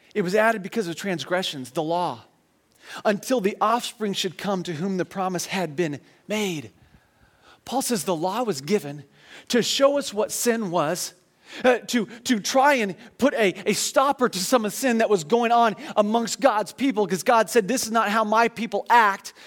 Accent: United States

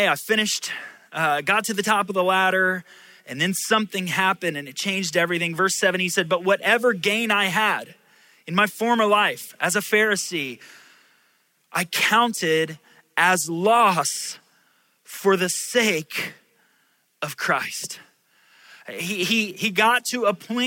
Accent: Orlando, Florida, United States; also born or lived in Indiana; I was born in Indiana, but moved here when I was 9 months old, got here as soon as I could. And so I consider myself a Floridian

